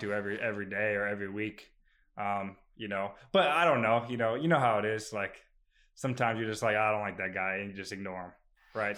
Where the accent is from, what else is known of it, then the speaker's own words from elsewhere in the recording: Phoenix, Arizona, United States; now in Maryland, United States; I'm from Phoenix, Arizona originally